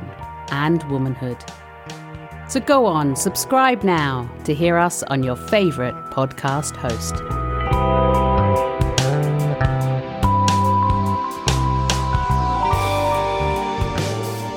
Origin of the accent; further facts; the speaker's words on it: London, United Kingdom; I am a real Londoner